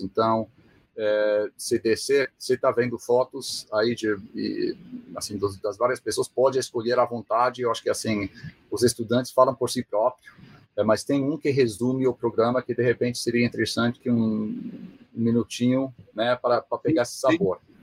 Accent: Springfield, Massachusetts, United States; Portuguese is a second language; moved away as an adult; also born or lived in Spain; sou norte-americano, sou assim, nativo de perto de Boston, nasci uh, em Springfield, que é uma cidade que fica a uma hora e meia de Boston

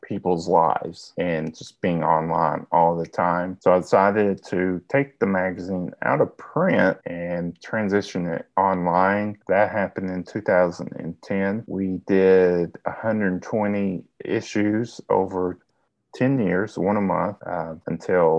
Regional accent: Southeast Kentucky, United States; accent: Southeast Kentucky; I was raised in Southeast Kentucky

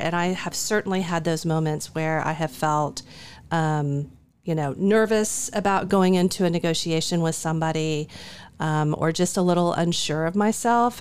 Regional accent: Dallas, Texas, United States; growing up in Dallas

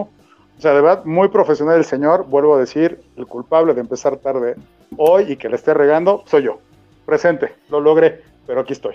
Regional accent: Mexico; como buen mexicano

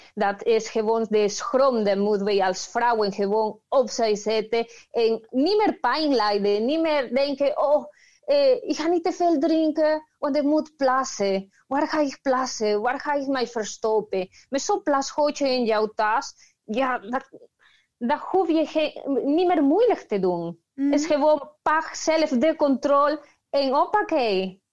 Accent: Peru; Dutch is a second language; moved away as an adult; now in Netherlands; Ik kom uit Peru. Ik woon in Nederland al 12 jaar

